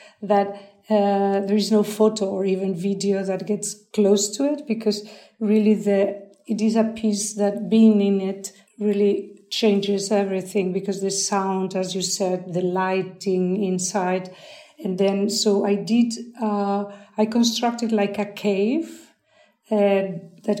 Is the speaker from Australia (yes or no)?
no; San Sebastián, Basque Country, Spain; it is, as you said, my hometown